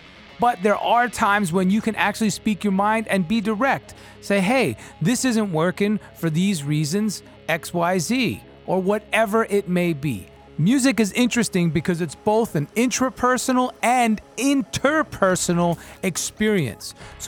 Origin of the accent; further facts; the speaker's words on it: New York, United States; being a New Yorker, East Coaster, Cuban Italian